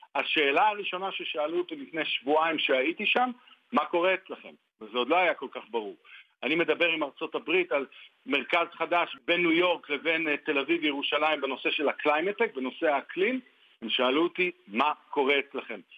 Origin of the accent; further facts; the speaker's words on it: Jerusalem, Jerusalem District, Israel; אני ירושלמי